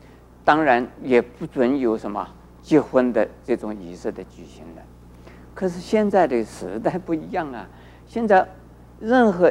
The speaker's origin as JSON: {"language": "Chinese", "country": "China", "said": "而我们中国人呢，古礼本身本来也很好，可是后来就变成了繁文縟节，"}